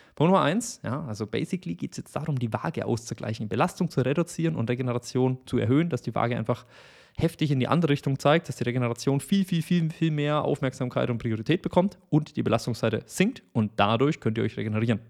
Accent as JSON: {"language": "German", "region": "Bavaria", "country": "Germany", "said": "ich komme aus Bayern"}